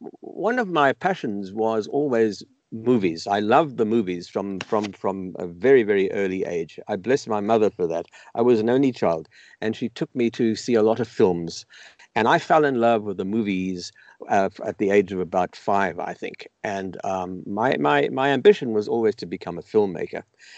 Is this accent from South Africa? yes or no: yes; South Africa; now in Los Angeles, United States; I now live in Los Angeles. I've lived in here for the last 35 years, but I was born in South Africa and grew up in the apartheid system in South Africa as a child